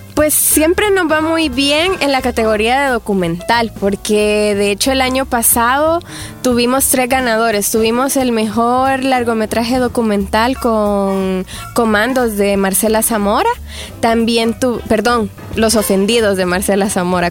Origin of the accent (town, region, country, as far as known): El Salvador